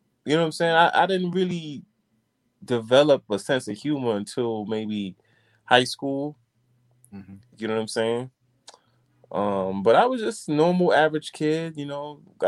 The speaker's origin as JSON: {"language": "English", "town": "New York City", "region": "New York", "country": "United States", "tie": "born or raised there", "said": "I'm originally, I was born here in the Bronx"}